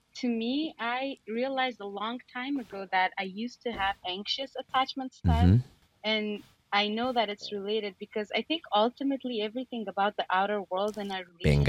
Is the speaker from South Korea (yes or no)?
no; Afghanistan; I'm from Afghanistan.